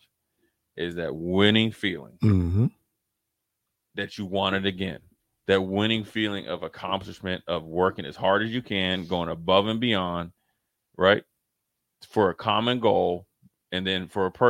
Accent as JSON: {"language": "English", "region": "Minnesota", "country": "United States", "also_born_or_lived": "Nebraska", "moved": "as an adult", "said": "I came from Minnesota."}